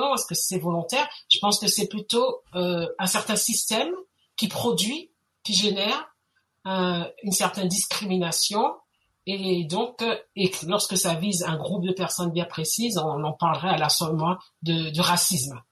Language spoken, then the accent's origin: French; France; accent: French; moved away as an adult; also born or lived in Guadeloupe; now in Montreal, Canada; je suis bien née en France, j'ai grandi en France, euh, une grande partie de ma scolarité a, été faite en France